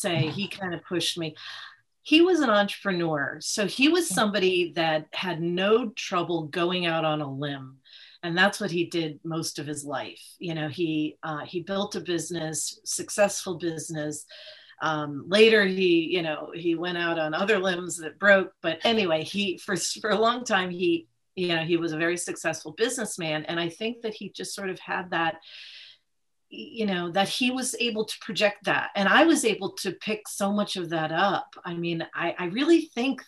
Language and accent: English; Old Saybrook, Connecticut, United States; I grew up in a small town in Connecticut, Old Saybrook